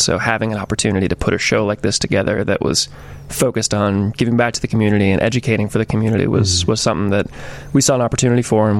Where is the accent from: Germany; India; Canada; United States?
United States; Georgia; moved away as an adult; now in Chicago, United States; I'm from Georgia initially. Came to Chicago 8 years ago at this point.